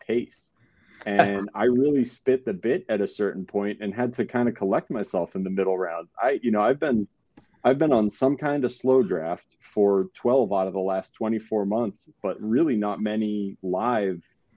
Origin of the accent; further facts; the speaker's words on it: San Diego, California, United States; I'm from San Diego